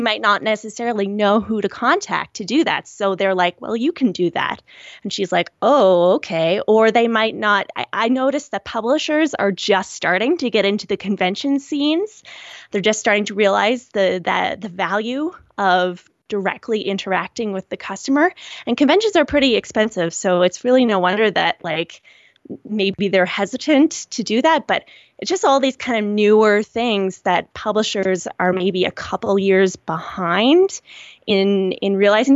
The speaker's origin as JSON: {"language": "English", "region": "rural Nova Scotia", "country": "Canada", "tie": "born or raised there", "said": "I'm from a very rural area in Nova Scotia. I'm, I'm Canadian"}